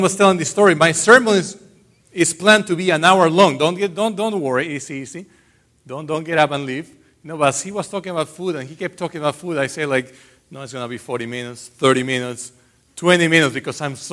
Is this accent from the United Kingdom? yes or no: no; Iquitos, Loreto, Peru; moved away; I was born in Iquitos, Peru.